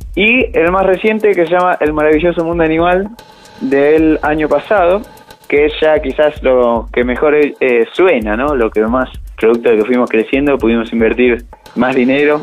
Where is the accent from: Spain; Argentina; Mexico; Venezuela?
Argentina; Mar del Plata, Buenos Aires Province; Les mando un abrazo a través del éter desde Mar del Plata, mi ciudad natal